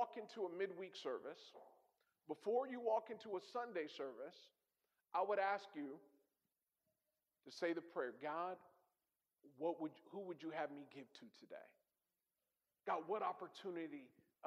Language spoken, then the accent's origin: English; California, United States; moved away as an adult; now in Hartford, United States; I'm from California